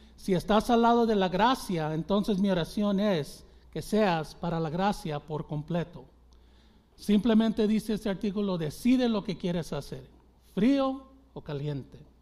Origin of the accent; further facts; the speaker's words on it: Mexico; los mexicanos porque es, es mi gente